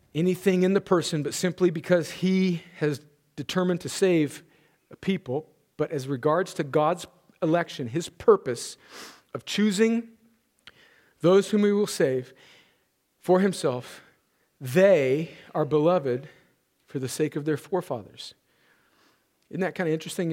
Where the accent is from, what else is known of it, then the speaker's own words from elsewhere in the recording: United States; we as American Christians